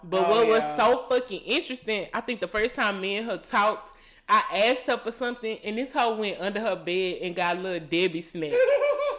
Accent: Dallas, Texas, United States; because I'm from Dallas.

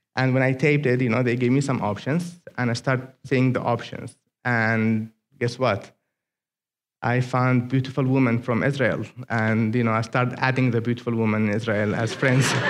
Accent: Aden, Yemen; English is a second language; moved away as an adult; now in United States; greetings from Yemen.

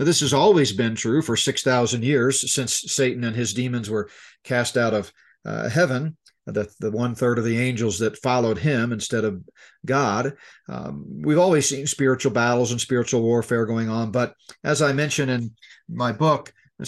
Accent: Colorado, United States; my home state of Colorado

